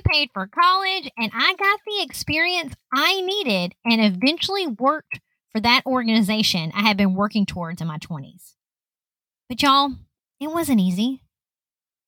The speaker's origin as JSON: {"language": "English", "region": "Lower Alabama", "country": "United States", "tie": "born or raised there", "said": "I grew up in Lower Alabama"}